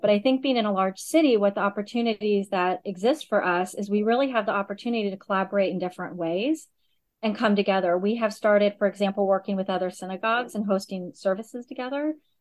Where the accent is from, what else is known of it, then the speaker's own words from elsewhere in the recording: Augusta, Georgia, United States; moved away as an adult; also born or lived in Michigan; now in Chicago, United States; I grew up in Augusta, Georgia, primarily